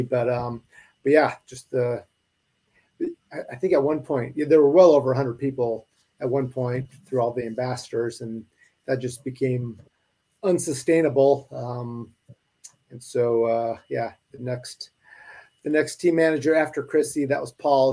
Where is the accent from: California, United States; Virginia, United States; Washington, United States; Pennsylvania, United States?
Washington, United States; Spokane; moved away as an adult; also born or lived in Idaho; I grew up in Spokane, Washington. I was born and raised there.